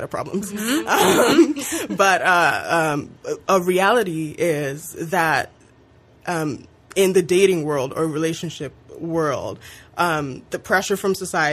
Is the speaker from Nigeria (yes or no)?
yes; Nigeria; now in Canada; I am an immigrant. I am a Nigerian immigrant to Canada.